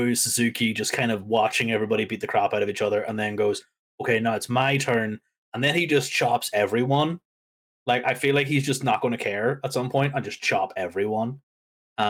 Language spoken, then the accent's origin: English; United Kingdom; my home country